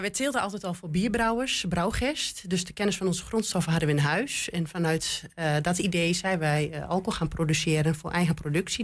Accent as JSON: {"language": "Dutch", "area": "Twente", "region": "Overijssel", "country": "Netherlands", "accent": "Twents", "said": "Mijn Twents is wel goed"}